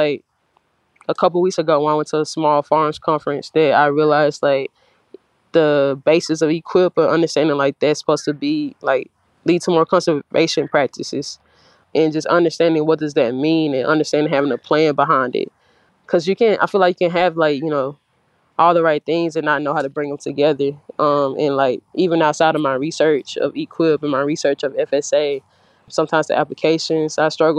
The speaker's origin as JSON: {"language": "English", "town": "Kosciusko", "region": "Mississippi", "country": "United States", "tie": "born or raised there", "also_born_or_lived": "Louisiana", "said": "I was raised here, actually, in Kosciuszko, Mississippi."}